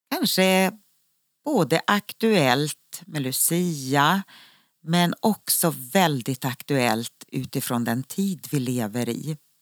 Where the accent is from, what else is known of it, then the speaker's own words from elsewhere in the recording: Sweden; moved away as an adult; also born or lived in Israel; När man bor utomlands är det alltid så roligt att träffa andra svenskar